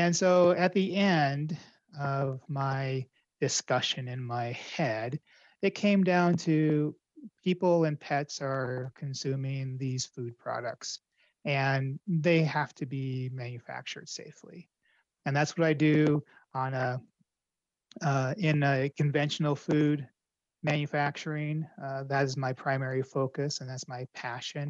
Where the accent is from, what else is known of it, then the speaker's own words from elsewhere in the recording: Colorado, United States; my home state of Colorado